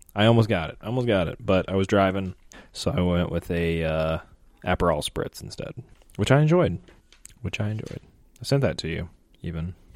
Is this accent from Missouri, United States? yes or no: yes; St. Louis, Missouri, United States; I'm from Saint Louis